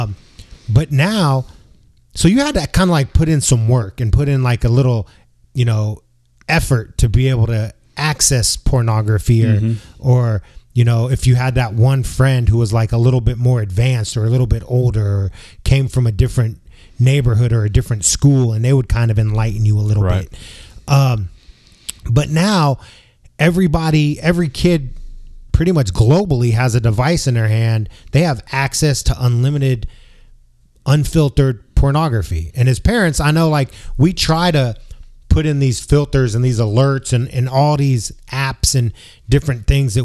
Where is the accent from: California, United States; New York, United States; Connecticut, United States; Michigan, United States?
California, United States; San Francisco; me growing up in San Francisco, which is a very sex positive city